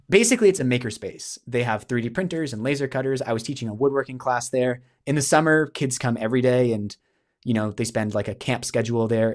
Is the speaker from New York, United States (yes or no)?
no; New Hampshire, United States; moved away as an adult; now in Canada; I grew up in New Hampshire in the States